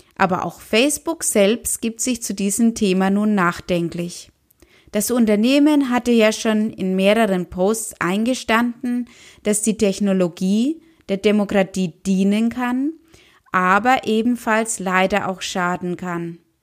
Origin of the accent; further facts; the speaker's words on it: Germany; bei uns in Deutschland